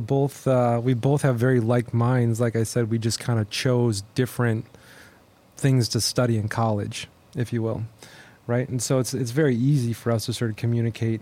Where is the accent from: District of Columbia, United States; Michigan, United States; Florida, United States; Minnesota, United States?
Minnesota, United States; now in Houston, United States; I grew up in Minnesota, um, way up north, far from where we are right now in Houston, Texas